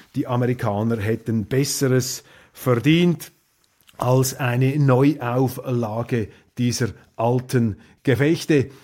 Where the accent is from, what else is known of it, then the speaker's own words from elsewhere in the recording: Switzerland; als Schweizer